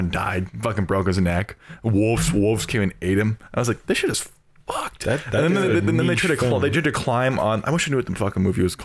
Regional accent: Oregon, United States; moved away; I'm from Oregon

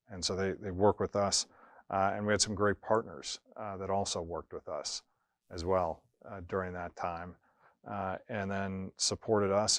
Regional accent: Erie, Pennsylvania, United States; moved away as an adult; also born or lived in Syracuse / Chicago / Oklahoma City / North Jersey; we were looking to get back to my hometown, which is Erie, Pennsylvania.

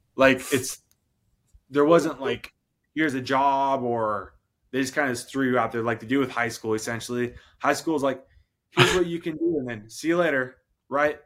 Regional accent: Washington, United States; for my hometown in Washington. My mom, she's a nurse. I grew up in the country

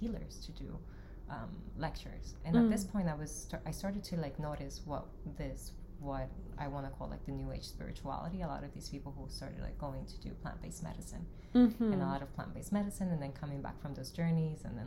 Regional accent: Dominican Republic; now in New York, United States; I was born in Dominican Republic

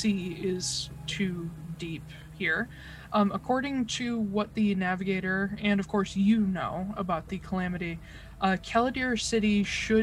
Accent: United States; I'm American

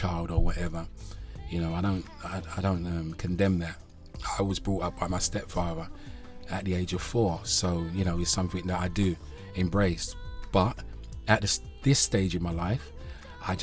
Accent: Amsterdam, North Holland, Netherlands; now in Sweden; I grew up in Amsterdam as a young kid

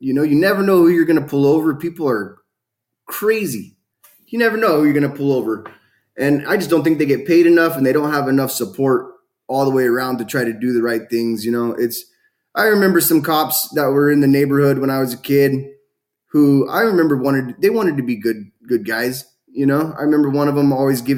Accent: California, United States; born or raised there

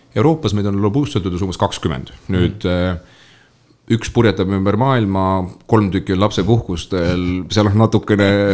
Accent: Lääne-Viru County, Estonia; moved away as an adult; also born or lived in Tartu; ma olen Lääne-Virust pärit maapoiss

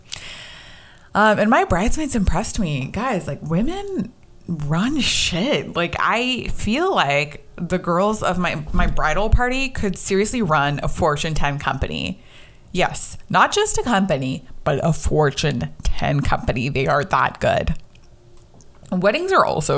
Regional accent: United States; growing up in America, being South Asian

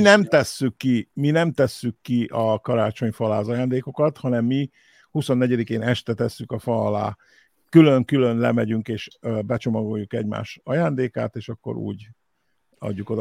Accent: Hungary; now in United States; mi itt ugye kis magyarok, első, első generációs magyarok vagyunk

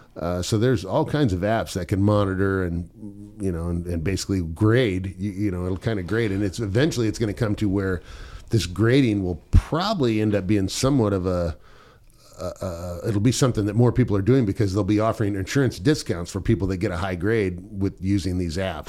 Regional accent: Southern California, United States; I grew up in Southern California

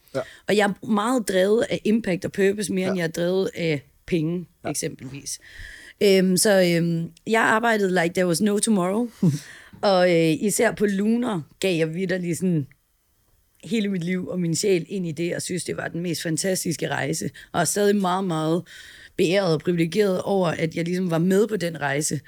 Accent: Herning, Central Denmark Region, Denmark; moved away as an adult; now in Copenhagen, Denmark; jeg er opvokset i Herning

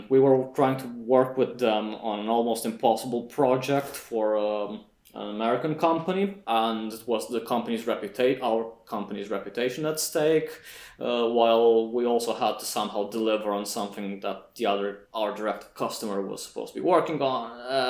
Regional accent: Iași, Iași County, Romania; they opened an office in Iași. So I figured, yeah, okay, that's nice.

